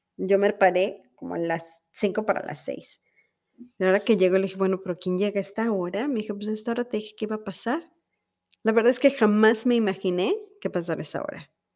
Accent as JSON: {"language": "Spanish", "country": "Mexico", "moved": "yes", "lives_now": "United States", "said": "somos los mexicanos"}